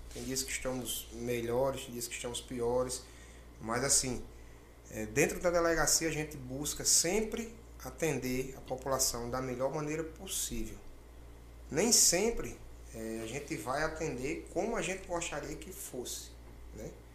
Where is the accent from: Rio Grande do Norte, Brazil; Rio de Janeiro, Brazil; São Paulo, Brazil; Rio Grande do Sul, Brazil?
Rio Grande do Norte, Brazil; now in Mato Grosso, Brazil; lá no meu estado, é, a, a, no Rio Grande do Norte